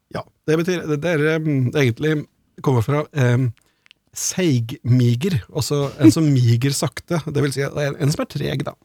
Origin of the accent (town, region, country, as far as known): Hedmark and Oppland, Innlandet, Norway; accent: Hedmark/Oppland dialect